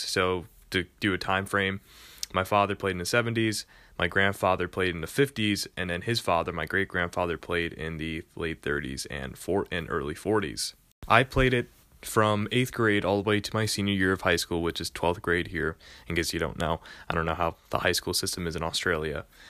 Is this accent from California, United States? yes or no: no; New York, United States; I am from New York